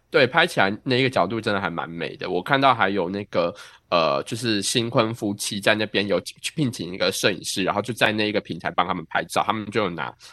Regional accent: Taiwan; now in New York, United States; 我是，啊，台湾留学生

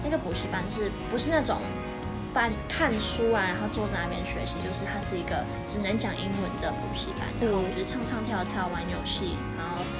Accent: Pingtung County, Taiwan; 因为我我是在乡下长大的，嗯，所以我那里没有。 你说屏东吗？ 对

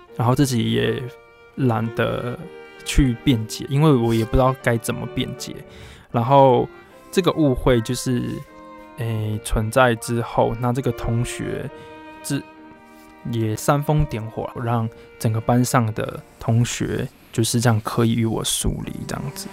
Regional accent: Puli, Nantou County, Taiwan; also born or lived in Hualien; 因为发生了一些事情来回到普里这边来生活

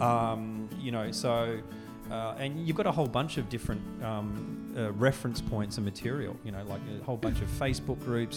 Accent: Australia; moved away as an adult; now in Taiwan; I'm an Australian

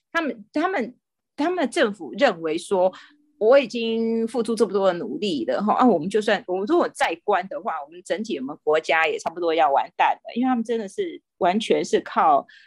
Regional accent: Taiwan; moved away as an adult; now in Singapore; 身为台湾人好骄傲

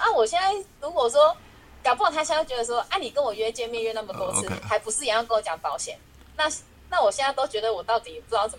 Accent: Changhua County, Taiwan; 因为我是彰化人，我一定有几几个彰化朋友

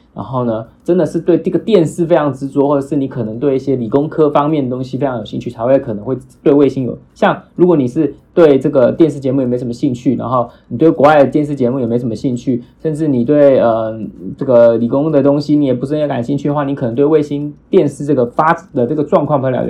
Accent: Taiwan; 我们台湾人

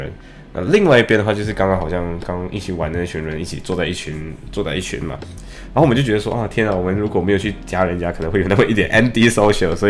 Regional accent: Malaysia; now in United Kingdom; 就我们马来西亚人会，当我们说不行的时候，我们会说 I can't，对不对？

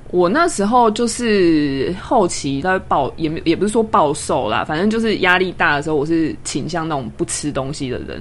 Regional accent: Kaohsiung, Taiwan; moved away as an adult; now in Taipei, Taiwan; 因为我是高雄人，嗯。所以其实我是，等于是在台北租房子。 那我自己的家人都在高雄

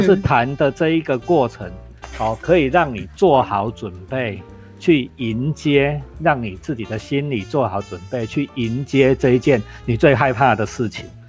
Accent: Taiwan; 因为我们全台湾只有阿里山有吉野樱

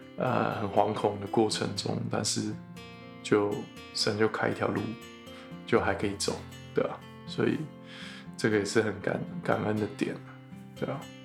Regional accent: Taiwan; moved away; 身为台湾人的公卫医师

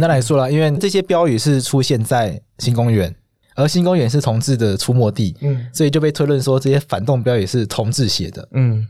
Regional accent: Taiwan; 我们台湾人民都可以接受的共同的价值理念

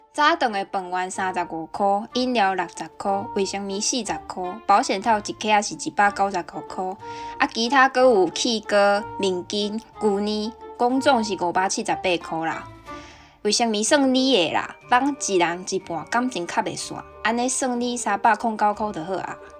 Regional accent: Kaohsiung, Taiwan; now in Hokkaido, Japan; 身为高雄人

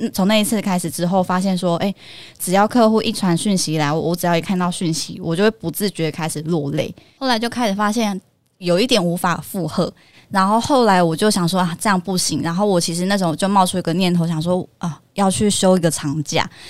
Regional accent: Kaohsiung, Taiwan; 我其实大部分时间我都待在就是高雄家里，因为我高雄人。

